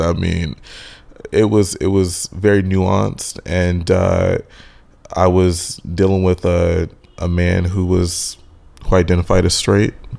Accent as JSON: {"language": "English", "region": "Michigan", "country": "United States", "also_born_or_lived": "Texas / Los Angeles", "moved": "as an adult", "said": "I'm originally from Michigan, and I've always wanted to move away from Michigan."}